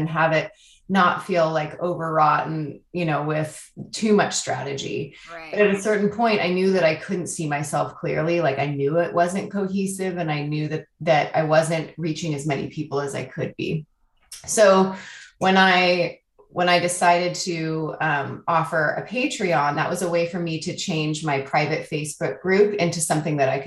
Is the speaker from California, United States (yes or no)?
yes; Oakland, California, United States; now in Portland, United States; I hail from Portland, Oregon, originally from Oakland, California.